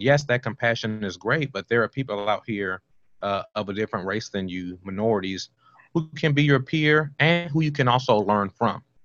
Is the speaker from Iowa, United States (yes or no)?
no; Washington, District of Columbia, United States; moved away as an adult; also born or lived in North Carolina / Oklahoma / California; I was born in Southeast Washington, D.C.